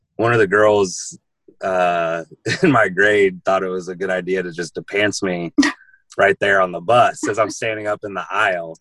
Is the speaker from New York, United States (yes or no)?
no; Jacksonville, Illinois, United States; moved away; I'm from Jacksonville, Illinois, which is near Springfield, Illinois, about three three hours from here